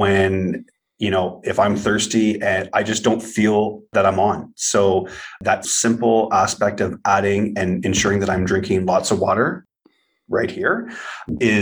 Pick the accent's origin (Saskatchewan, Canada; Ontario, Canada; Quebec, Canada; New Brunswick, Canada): Ontario, Canada; Ottawa; born and raised in Ottawa, Ontario, Canada, which is the nation's capital